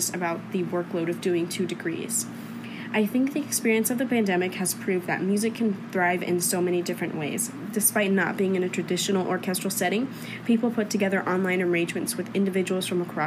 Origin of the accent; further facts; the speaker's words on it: Dallas, Texas, United States; I'm from Dallas, Texas